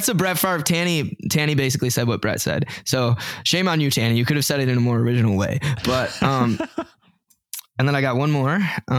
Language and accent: English; the South, United States; Growing up in the South, I didn't think the world was ready for a black quarterback.